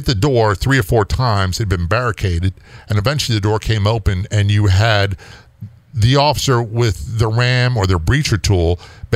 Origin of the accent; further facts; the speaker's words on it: East Coast, United States; I'm from the East Coast